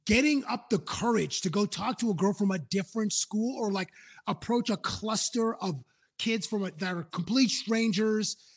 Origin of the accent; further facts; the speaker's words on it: Toronto, Ontario, Canada; also born or lived in Cambridge, Ontario; I'm originally from Toronto and I still had friendships. We moved from Toronto to Cambridge when I was 12